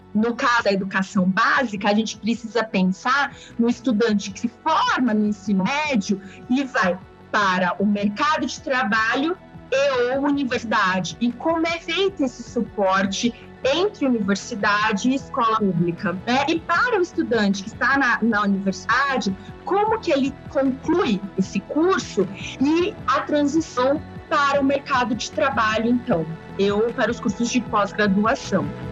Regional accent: José Bonifácio, São Paulo, Brazil; now in Santo André, Brazil; eu sou lá do interior do estado de São Paulo

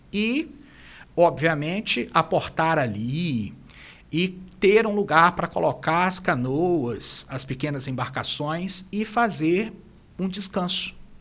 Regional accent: Brazil; como brasileiros

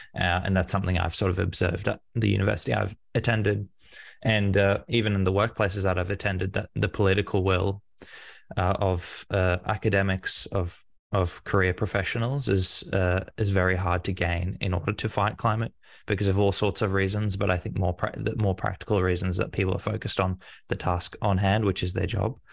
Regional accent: Australia; as an Australian

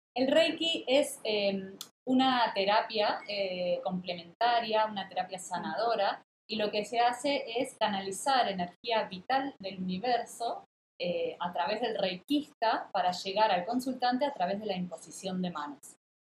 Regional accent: Mar del Plata, Buenos Aires Province, Argentina; Mar del Plata, mi ciudad natal, en Argentina

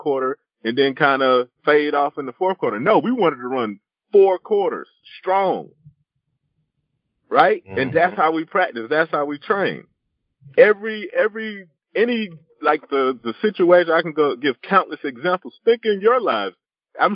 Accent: South Carolina, United States; I grew up in South Carolina

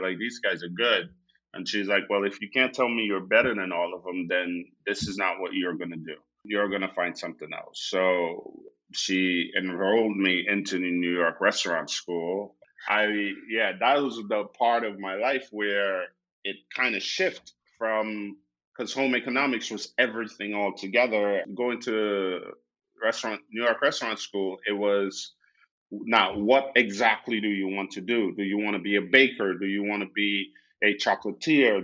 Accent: Guyana; now in Austin, United States; growing up in Guyana, I, you know, moved around a lot.

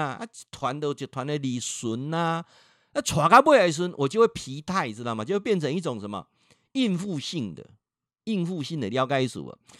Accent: Changhua County, Taiwan; 我本身在彰化住了一辈子

